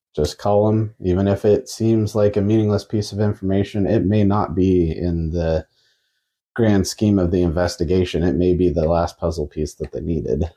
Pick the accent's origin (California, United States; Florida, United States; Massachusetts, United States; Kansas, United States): Kansas, United States; We're from Kansas